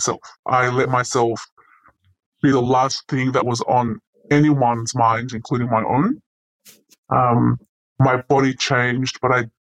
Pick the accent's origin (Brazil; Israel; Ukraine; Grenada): Ukraine; moved away; as a teenager growing up in Ukraine